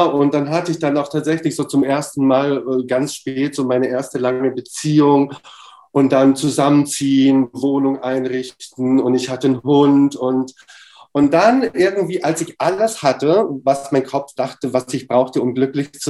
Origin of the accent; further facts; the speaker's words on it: Romania; born there; Ich bin in Rumänien geboren, also das schicke ich mal kurz vorab, ja.